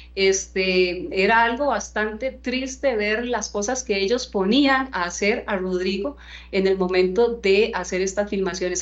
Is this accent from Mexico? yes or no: no; Costa Rica; nosotros como costarricenses